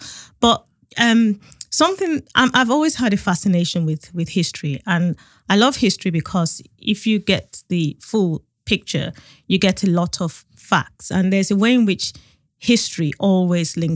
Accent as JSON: {"language": "English", "country": "Nigeria", "tie": "born or raised there", "moved": "yes", "lives_now": "United Kingdom", "said": "I grew up in Nigeria"}